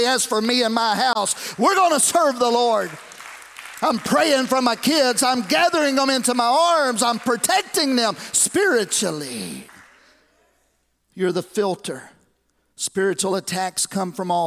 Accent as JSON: {"language": "English", "town": "Lexington", "country": "United States", "tie": "born or raised there", "said": "We lived in different places, but from 1972 on until about when I got married in 1985, I grew up right here in Lexington, running the streets of Lexington"}